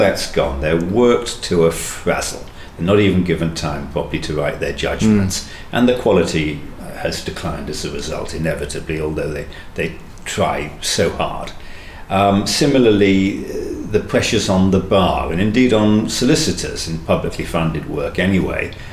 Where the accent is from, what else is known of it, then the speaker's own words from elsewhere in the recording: Manchester, North West England, United Kingdom; I'm from Manchester